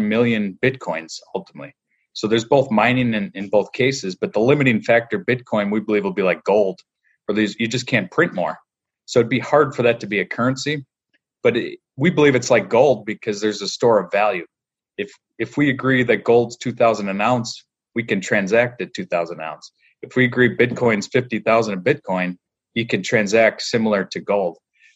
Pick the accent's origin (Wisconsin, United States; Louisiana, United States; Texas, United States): Wisconsin, United States; north of Green Bay; now in Chicago, United States; I grew up in Wisconsin, so I'm just north of Green Bay